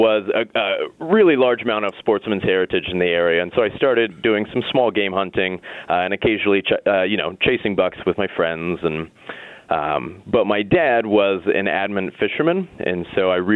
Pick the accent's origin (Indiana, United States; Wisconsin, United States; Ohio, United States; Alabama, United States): Ohio, United States; moved away as an adult; now in Michigan, United States; from Ohio, you know, my home state